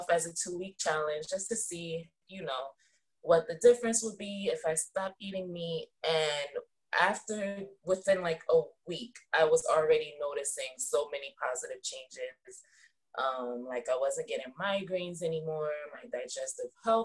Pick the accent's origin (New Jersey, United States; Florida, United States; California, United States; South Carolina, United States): New Jersey, United States; I'm from New Jersey.